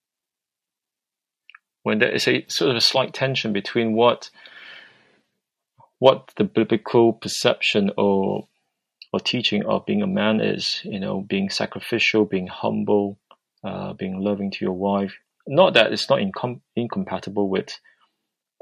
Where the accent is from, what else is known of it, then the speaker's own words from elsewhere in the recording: Malaysia; moved away; I grew up in Malaysia, so where there is a very patriarchal society